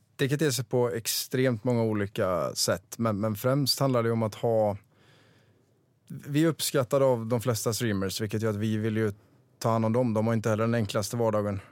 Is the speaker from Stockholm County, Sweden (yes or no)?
no; Vara, Västra Götaland, Sweden; jag köpte en, en restaurang på, mm, i Vara, där jag kommer ifrån